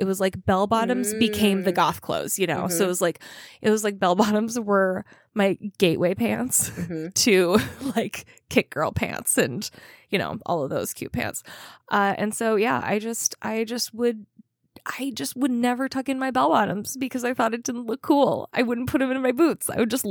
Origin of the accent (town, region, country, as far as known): Minnesota, United States